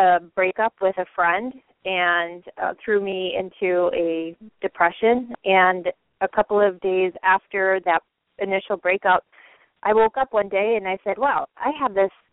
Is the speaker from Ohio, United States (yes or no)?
no; Michigan, United States; moved away as an adult; also born or lived in Lansing, Michigan; now in Hawaii, United States; I grew up in Michigan, and my husband and I were living in Lansing